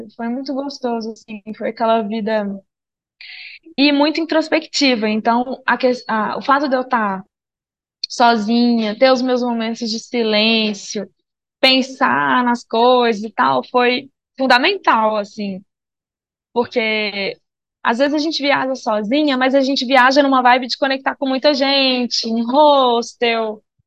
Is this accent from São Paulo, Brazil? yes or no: no; Minas Gerais, Brazil; moved away; sou de Minas Gerais, sou mineira, nômade